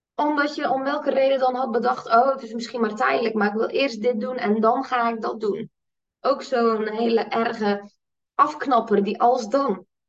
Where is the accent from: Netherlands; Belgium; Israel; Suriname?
Netherlands; als Nederlanders